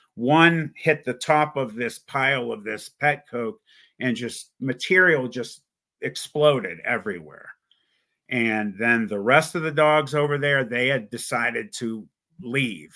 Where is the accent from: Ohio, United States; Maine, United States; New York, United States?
Ohio, United States; Youngstown; I was born in Youngstown, Ohio.